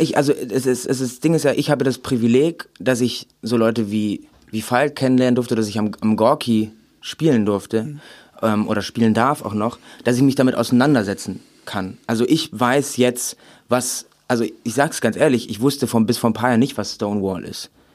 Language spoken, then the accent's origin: German; Remscheid, North Rhine-Westphalia, Germany; ich komme aus Remscheid